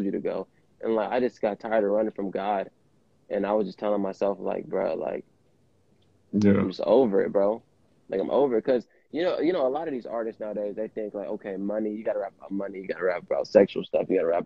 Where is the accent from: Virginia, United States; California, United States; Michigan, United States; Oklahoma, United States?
California, United States; Vallejo; I'm an artist from the Bay Area, Vallejo, California